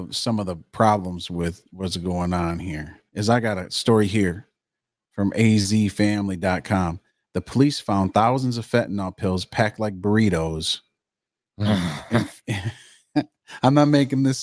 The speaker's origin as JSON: {"language": "English", "region": "Michigan", "country": "United States", "said": "we're from Michigan. We live in Michigan, United States"}